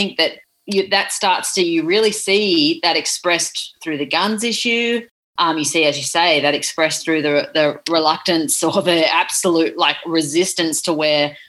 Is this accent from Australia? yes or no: yes; Australia; as an Australian